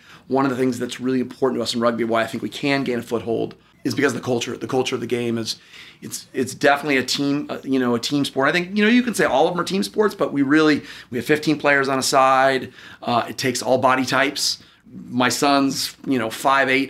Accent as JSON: {"language": "English", "town": "San Diego", "region": "California", "country": "United States", "tie": "born or raised there", "also_born_or_lived": "Washington, D.C.", "said": "I grew up out in East County of San Diego"}